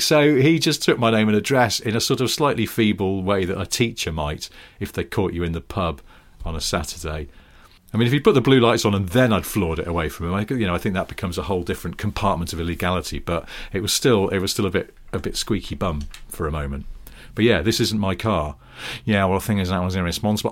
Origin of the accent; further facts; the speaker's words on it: Wilmslow, North West England, United Kingdom; moved away; I was going back to Wilmslow, where I'm from